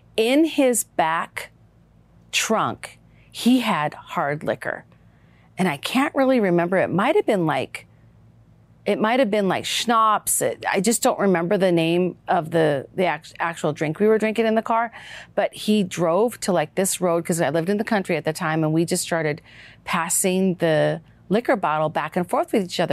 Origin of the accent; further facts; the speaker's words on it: Minnesota, United States; my life growing up in Minnesota